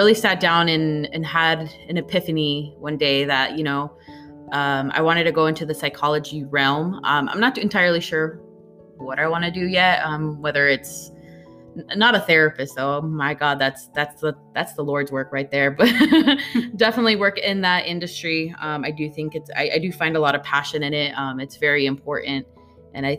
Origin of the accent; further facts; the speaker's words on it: Fullerton, California, United States; also born or lived in Mexico / Anaheim, California; I was brought here when I was 2 years old to Orange County, California. Anaheim, Fullerton is my hometown, mostly Fullerton